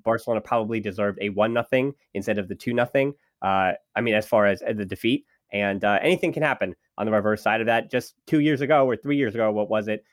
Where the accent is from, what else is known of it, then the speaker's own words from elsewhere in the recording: United States; I'm an American